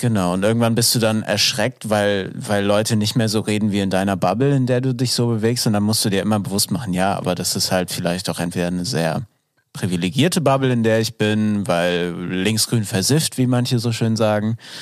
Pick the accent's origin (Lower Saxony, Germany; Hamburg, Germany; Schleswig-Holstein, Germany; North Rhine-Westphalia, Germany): Schleswig-Holstein, Germany; Glücksburg; Glücksburg, so. ähm, meine Heimat